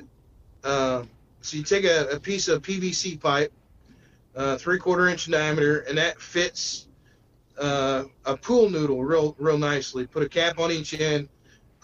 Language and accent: English; Midwest, United States; moved away as an adult; now in North Carolina, United States; I grew up in the Midwest